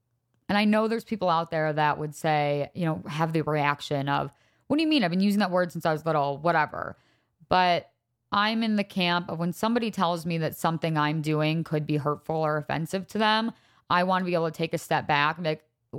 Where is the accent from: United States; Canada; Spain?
United States; Wisconsin; also born or lived in Laguna Niguel, California / Chicago; I was born in Laguna Niguel, California. My family moved from California to Chicago to Wisconsin all by time I was like four. So my first like real memories were probably living in Wisconsin.